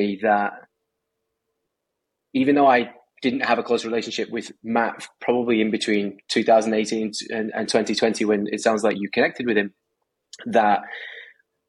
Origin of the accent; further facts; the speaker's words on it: Manchester, North West England, United Kingdom; now in United States; I'm from Manchester, Northern England